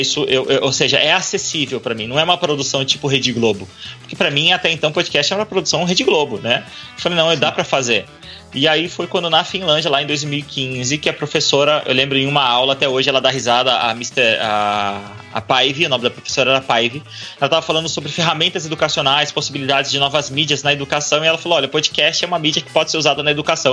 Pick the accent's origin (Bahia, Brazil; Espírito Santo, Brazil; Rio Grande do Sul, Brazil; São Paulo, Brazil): São Paulo, Brazil; Indaiatuba; Eu sou de Indaiatuba